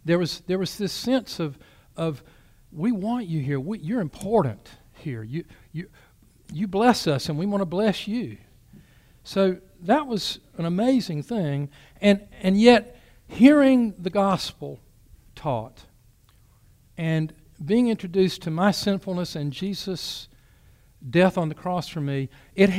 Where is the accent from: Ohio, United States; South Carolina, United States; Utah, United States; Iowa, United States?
South Carolina, United States; Bennettsville; my childhood and about growing up in Bennettsville